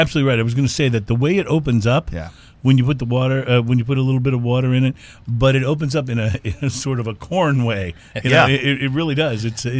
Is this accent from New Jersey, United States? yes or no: no; Texas, United States; even though I was born in Texas and pretty much consider myself to be a Texan.